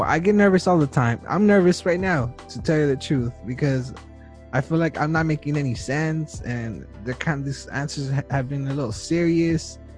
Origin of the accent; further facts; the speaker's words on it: Wilmington, United States; I'm from Wilmington